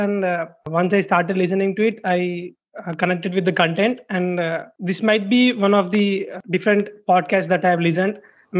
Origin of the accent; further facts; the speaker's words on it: Hyderabad, Telangana, India; Yeah, I'm from Hyderabad only.